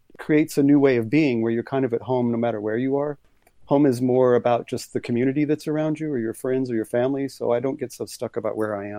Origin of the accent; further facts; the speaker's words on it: Corpus Christi, Texas, United States; born there; also born or lived in Tehran, Iran; I was born in Corpus Christi on the water, but it was sort of more of my family was just kind of moving around, and that's when I popped out.